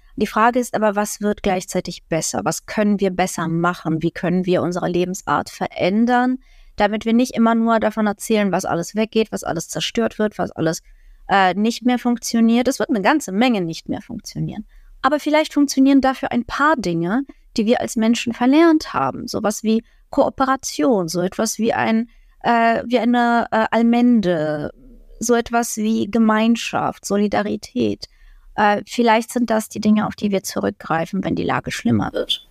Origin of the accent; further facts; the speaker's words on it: Ukraine; now in Germany; Als Ukrainerin kann ich darüber lachen